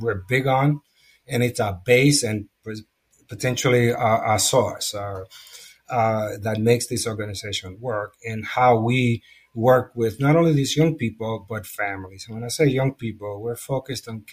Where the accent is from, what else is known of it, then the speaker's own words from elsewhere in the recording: New York City, New York, United States; I come from the Lower East Side, where I'm homegrown, and I have lived there through this duration of this organization